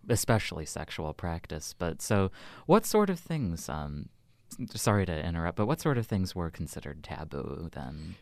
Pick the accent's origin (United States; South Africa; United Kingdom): United States; as an American medievalist